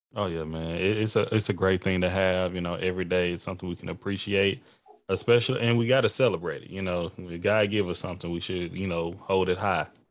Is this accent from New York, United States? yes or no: no; Texas, United States; moved away; I am a Texan. Like, uh, it's, that's my culture.